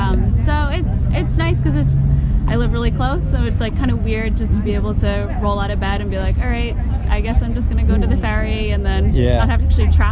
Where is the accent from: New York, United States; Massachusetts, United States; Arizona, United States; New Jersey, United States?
Massachusetts, United States; outside of Boston; now in New Zealand; But I grew up outside of Boston